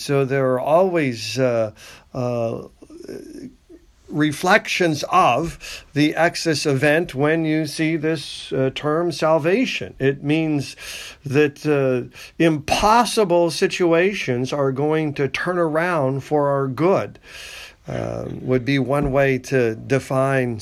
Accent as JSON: {"language": "English", "country": "United States", "said": "I'm an American."}